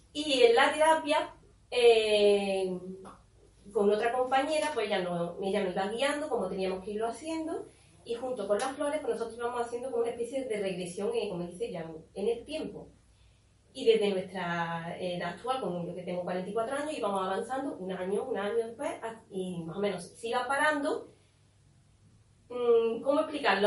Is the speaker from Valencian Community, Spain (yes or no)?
no; Córdoba, Andalusia, Spain; now in Estepona, Spain; yo soy de Córdoba y aquí a Estepona